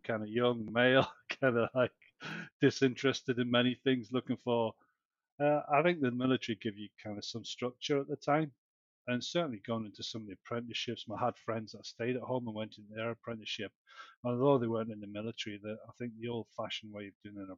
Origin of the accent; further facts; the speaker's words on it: Newcastle upon Tyne, North East England, United Kingdom; moved away as an adult; now in Brisbane, Australia; where I was growing up in Newcastle, we were kind of like impoverished